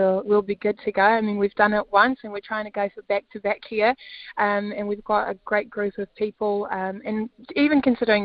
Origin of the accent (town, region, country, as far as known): South Africa; now in New Zealand